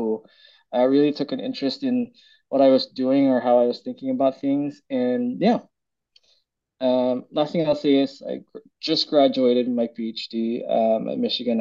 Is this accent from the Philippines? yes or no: yes; Philippines; also born or lived in Bay Area, California; now in United States; I was born and raised in the Philippines